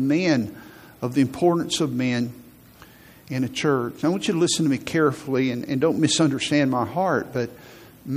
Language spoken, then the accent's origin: English; Huntsville, Alabama, United States; also born or lived in Virginia / Tennessee; I grew up in Huntsville. And for most of my life, I've lived here.